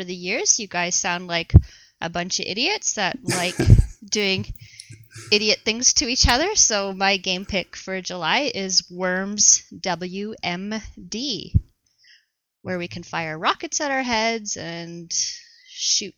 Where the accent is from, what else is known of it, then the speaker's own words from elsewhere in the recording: Canada; I'm from Canada